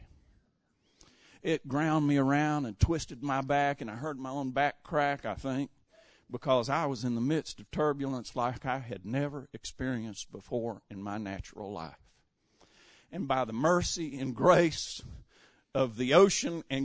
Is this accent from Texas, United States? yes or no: no; Western North Carolina, United States; also born or lived in San Diego, California; being raised in a small town in Western North Carolina